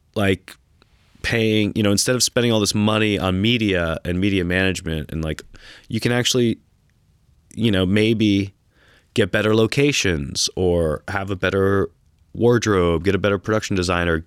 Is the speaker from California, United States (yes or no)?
no; New York City, New York, United States; moved away as an adult; also born or lived in Texas; now in Austin, United States; growing up in New York City